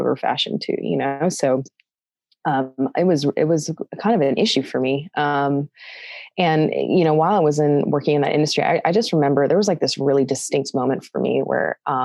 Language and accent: English; California, United States; also born or lived in San Diego; So I grew up in California. I'm half Australian.